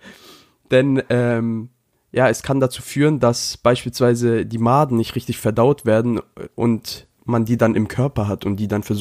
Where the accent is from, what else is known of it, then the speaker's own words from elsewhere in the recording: Japan; Das ist so, als, auch als würde ich mein Land verraten. Denn jeder weiß, ich bin Japaner.